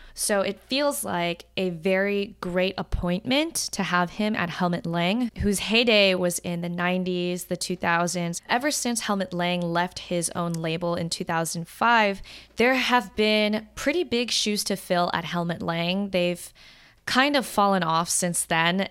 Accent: United States; Being Chinese American

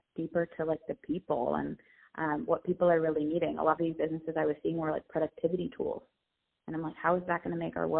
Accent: San Diego, California, United States; I'm from San Diego

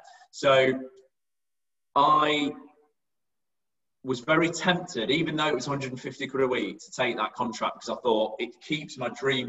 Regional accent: Derby, East Midlands, United Kingdom; I was very wedded to Derby. You know, I'm from Derby.

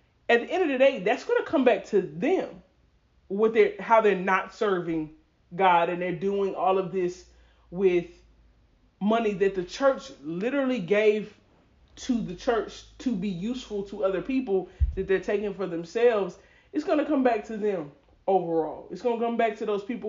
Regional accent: Atlanta, Georgia, United States; we're from Atlanta, so we would see it being done in our community

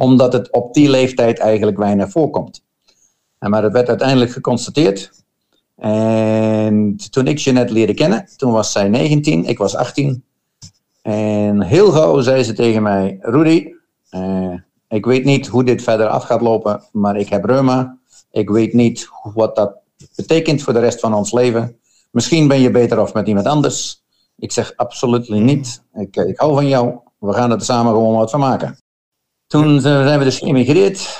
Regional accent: Schaarsbergen, Gelderland, Netherlands; moved away as an adult; now in Australia; Ik kom van Gelderland, een klein dorpje net boven Arnhem, heet Schaarsbergen

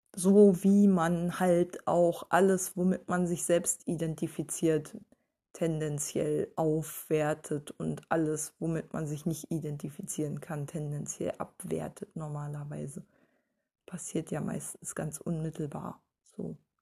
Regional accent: Berlin, Germany; als Berliner

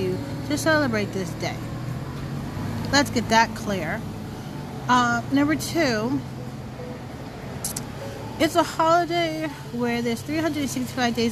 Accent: United States; I'm American.

